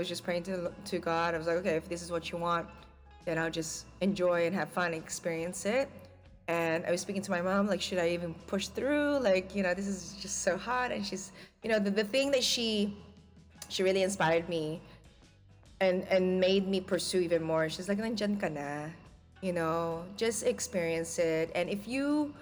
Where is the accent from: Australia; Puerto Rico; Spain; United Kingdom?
Australia; moved away as an adult; now in Philippines; growing up in Australia